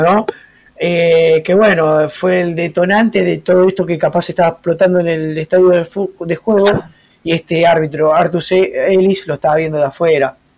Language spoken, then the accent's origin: Spanish; Argentina; Para nosotros que somos criollos argentinos